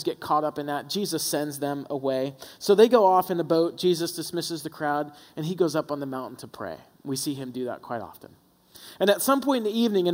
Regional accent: the South, United States; We were raised in the South, so every time church was open, we were there

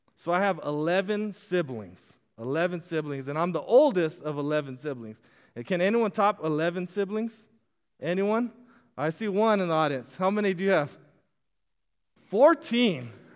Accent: Casa Grande, Arizona, United States; moved away; I grew up in Castro Grande, Arizona

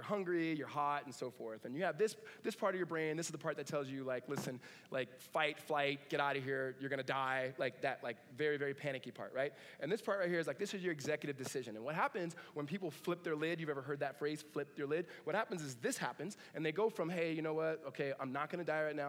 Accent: Southern California, United States; Grew up in Southern California.

